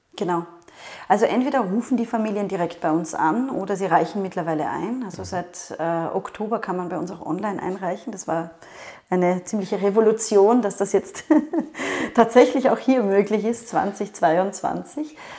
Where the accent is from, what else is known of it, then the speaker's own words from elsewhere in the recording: Vienna, Austria; ich komme aus Wien